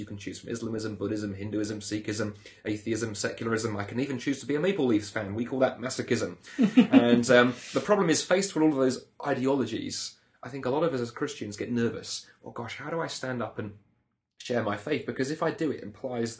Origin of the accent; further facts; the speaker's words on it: United Kingdom; accent: British; moved away as an adult; now in Canada; you'll be able to tell by my accent that I come from Britain